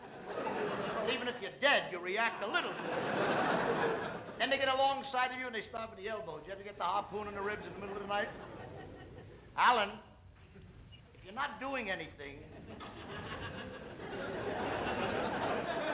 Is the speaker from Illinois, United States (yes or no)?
no; New York City, New York, United States; I come from the Lower East Side of New York